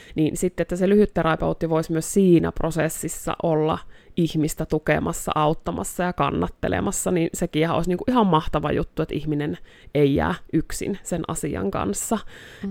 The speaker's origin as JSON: {"language": "Finnish", "town": "Joensuu", "region": "North Karelia", "country": "Finland", "tie": "born or raised there", "also_born_or_lived": "Kontiolahti", "moved": "as an adult", "lives_now": "Rovaniemi, Finland", "said": "täältä Joensuusta alun perin olen kotoisin ja Kontiolahdella syntynyt"}